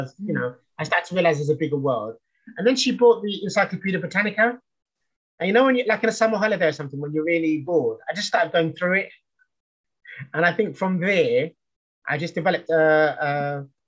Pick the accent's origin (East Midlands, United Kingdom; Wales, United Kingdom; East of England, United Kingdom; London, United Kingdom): London, United Kingdom; I grew up in East London in the 70s